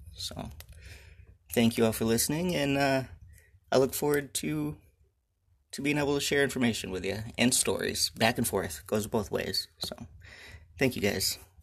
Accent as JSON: {"language": "English", "region": "Michigan", "country": "United States", "tie": "born or raised there", "said": "I was born and raised here in Michigan on a family farm"}